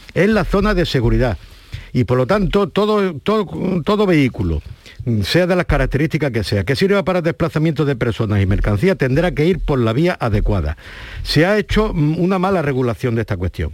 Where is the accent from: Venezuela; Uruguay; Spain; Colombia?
Spain; Huelva, Andalusia; also born or lived in Ceuta; Yo nací en Ceuta, me crié en Huelva y estoy aquí